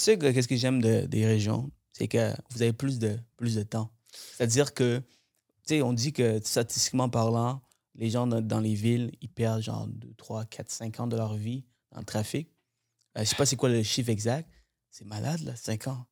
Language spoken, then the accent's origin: French; Montreal, Quebec, Canada; now in Laval, Canada; Je viens de Montréal, moi. J'habitais euh, plusieurs années. Toute mon enfance, j'ai passé à Montréal.